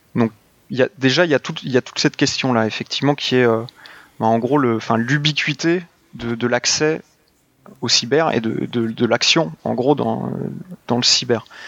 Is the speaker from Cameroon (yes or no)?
no; France; on est des Français